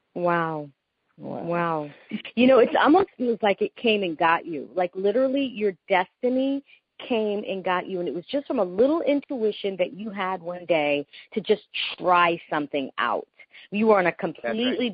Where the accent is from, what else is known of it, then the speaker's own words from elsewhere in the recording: Panama; first language Spanish; English is a second language; I'm from Panama, yeah. so I'm from Central America. We Panamanians, we speak Spanish. We are Hispanic. That's my first language